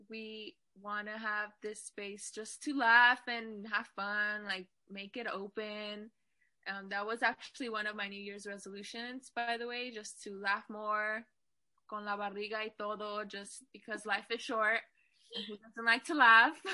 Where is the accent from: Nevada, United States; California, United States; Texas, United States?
California, United States; Fresno; also born or lived in Bakersfield; I was born in Bakersfield, but I was raised in Fresno, California for most of my life.